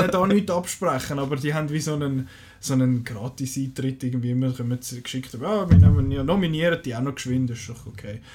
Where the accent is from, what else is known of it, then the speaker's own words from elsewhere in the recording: Switzerland; wir als Schweizer Kinogänger